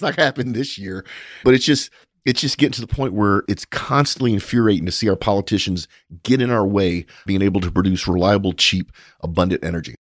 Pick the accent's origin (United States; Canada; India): United States; as an American and as an oil and gas professional